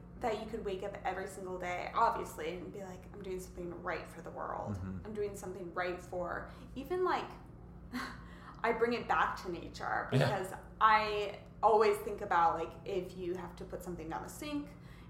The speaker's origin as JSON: {"language": "English", "region": "Kansas", "country": "United States", "moved": "yes", "said": "I'm from Kansas, so I'm a Kansas girl."}